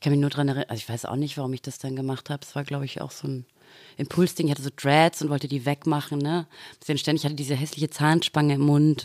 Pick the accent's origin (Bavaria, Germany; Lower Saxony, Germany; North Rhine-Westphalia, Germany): Bavaria, Germany; Dorfen; moved away; also born or lived in Austria; Ich bin auf dem Land aufgewachsen tatsächlich ah, ja. mhm. und bin dann mit Glatze ins Dorfener Gymnasium